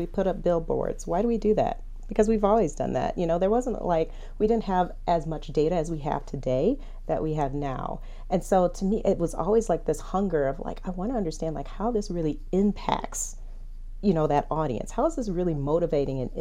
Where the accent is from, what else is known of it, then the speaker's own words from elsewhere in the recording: Detroit, Michigan, United States; I'm from Detroit